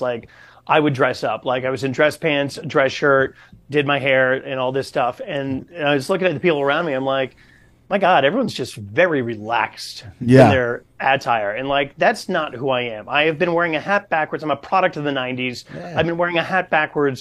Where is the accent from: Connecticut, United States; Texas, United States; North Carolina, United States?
Connecticut, United States; I'm some gringo from Connecticut